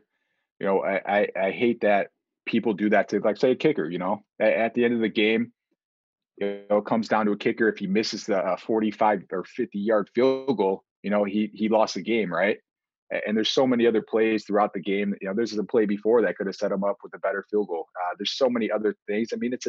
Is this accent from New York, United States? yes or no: yes; Buffalo, New York, United States; Yeah, so we grew up Bills Mafia all the way.